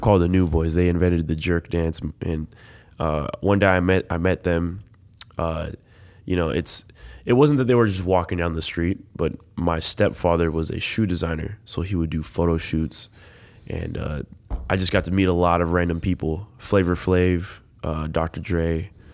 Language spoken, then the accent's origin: English; Los Angeles, California, United States; moved away; I grew up in Los Angeles.